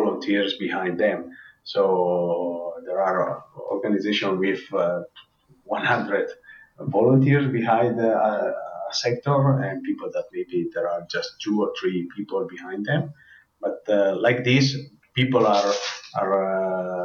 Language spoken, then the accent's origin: English; Predazzo, Trentino-Alto Adige, Italy; English is a second language; I'm living in Predazzo, and I'm from Predazzo.